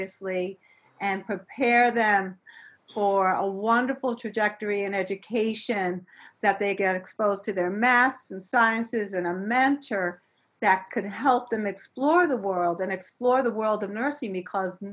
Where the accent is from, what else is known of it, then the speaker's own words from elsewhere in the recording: New York City, New York, United States; growing up in New York City in the South Bronx